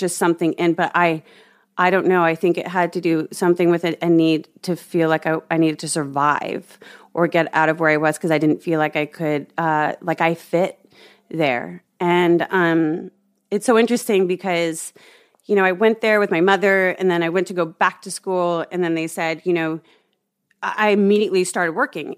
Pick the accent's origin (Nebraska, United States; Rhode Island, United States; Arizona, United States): Nebraska, United States; Omaha; I grew up in Omaha, Nebraska